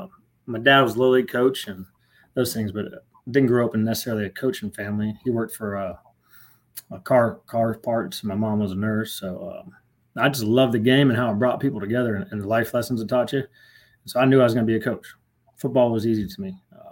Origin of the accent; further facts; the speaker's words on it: Merritt Island, Florida, United States; moved away as an adult; also born or lived in Tampa, Florida; now in West Point, United States; I'm from Merritt Island.